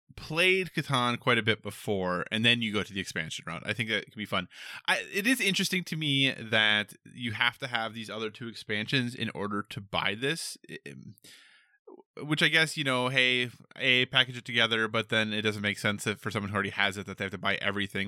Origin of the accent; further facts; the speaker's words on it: United States; I'm an American